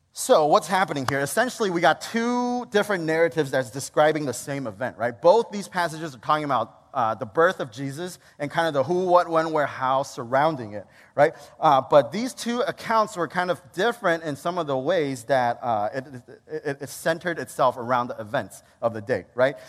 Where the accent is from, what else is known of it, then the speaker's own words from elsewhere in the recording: Chicago, Illinois, United States; also born or lived in Wilmington, North Carolina; I'm from Chicago as well. Went to school in North Carolina